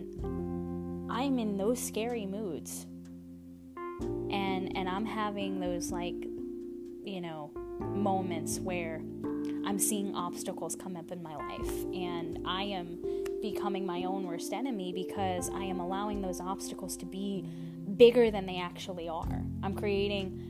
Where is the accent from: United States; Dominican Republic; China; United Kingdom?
United States; Louisiana; I am from Louisiana